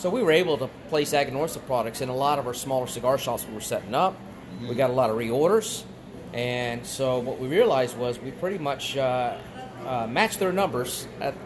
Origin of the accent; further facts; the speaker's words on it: South Texas, United States; moved away as an adult; also born or lived in Charleston, South Carolina; now in Delaware, United States; I was born and raised in Texas, South Texas